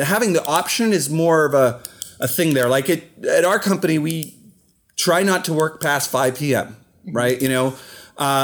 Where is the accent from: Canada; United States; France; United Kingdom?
Canada; accent: Canadian; my Canadian accent just came out